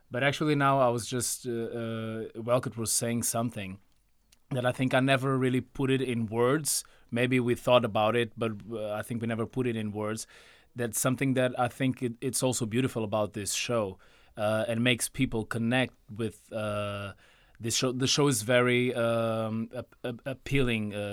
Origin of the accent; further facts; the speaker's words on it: Mozambique; also born or lived in Portugal; So I was born in Mozambique, but I, I had family in Portugal. So since I was a kid, I was raised between here and there. So I was literally raised between two cultures all my life.